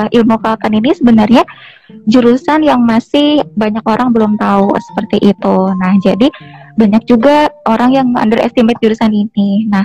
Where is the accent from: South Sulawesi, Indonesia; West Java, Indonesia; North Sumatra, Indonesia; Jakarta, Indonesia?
West Java, Indonesia; Cirebon; Unpad itu menjadi pilihan pertama karena saya berasal dari Cirebon kak.